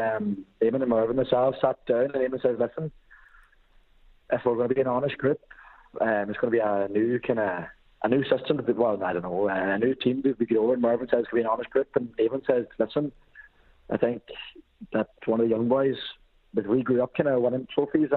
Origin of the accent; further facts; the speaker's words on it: Glasgow, Scotland, United Kingdom; now in Ireland; originally I'm from Glasgow